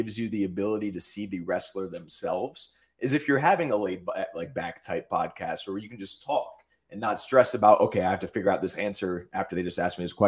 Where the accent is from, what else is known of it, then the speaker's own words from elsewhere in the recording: United States; I'm from the tri-state area. There's Sheetz all over there. So I grew up on Sheetz